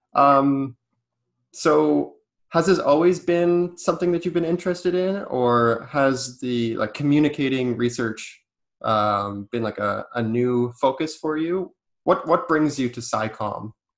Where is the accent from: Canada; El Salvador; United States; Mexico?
Canada; being a Canadian to know a little bit of French